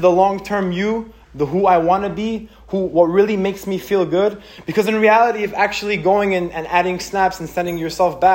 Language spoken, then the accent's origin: English; Israel; now in United States; I grew up in Israel